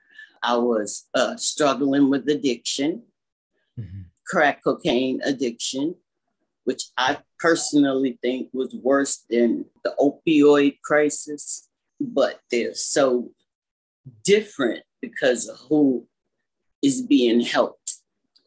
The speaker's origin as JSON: {"language": "English", "town": "New York City", "region": "New York", "country": "United States", "tie": "born or raised there", "moved": "as an adult", "lives_now": "Vermont, United States", "said": "I grew up in Brooklyn, New York"}